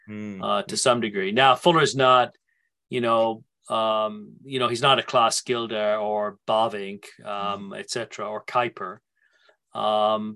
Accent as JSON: {"language": "English", "region": "England", "country": "United Kingdom", "tie": "born or raised there", "said": "I grew up in England."}